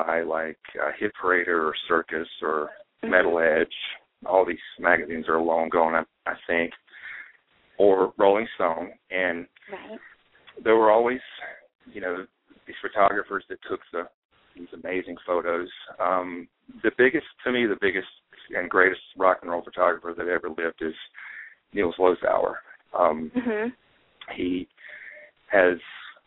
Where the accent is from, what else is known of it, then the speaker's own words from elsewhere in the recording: North Carolina, United States; moved away; also born or lived in Los Angeles; I was born and raised in a very small town in North Carolina